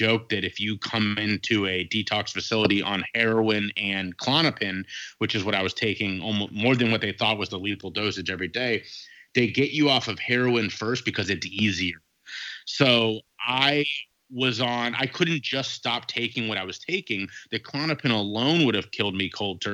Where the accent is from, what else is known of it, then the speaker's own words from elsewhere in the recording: Cincinnati, Ohio, United States; also born or lived in Dayton, Ohio; Moved from there back to my hometown of Cincinnati, Ohio